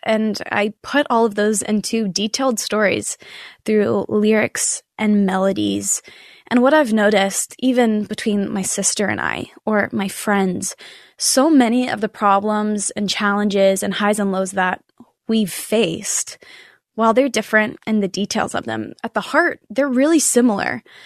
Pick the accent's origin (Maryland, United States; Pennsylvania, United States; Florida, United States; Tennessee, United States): Tennessee, United States; Nashville; I'm born and raised in Nashville. I've been here my whole life.